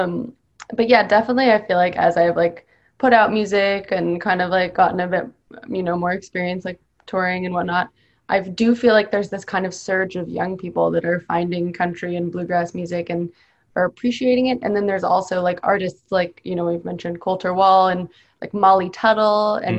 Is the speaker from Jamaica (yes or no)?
no; Canada; also born or lived in Boston; now in United States; I'm from Canada